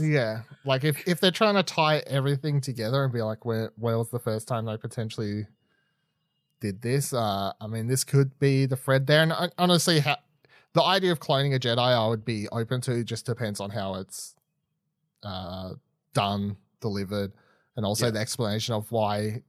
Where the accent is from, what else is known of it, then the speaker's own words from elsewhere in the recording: Australia; I'm Australian